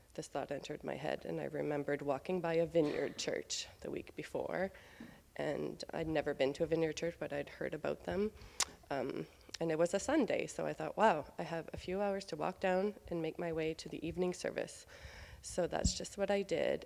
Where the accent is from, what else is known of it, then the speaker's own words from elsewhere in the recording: Beresford, New Brunswick, Canada; moved away; I grew up in Beresford, New Brunswick, just three hours north of here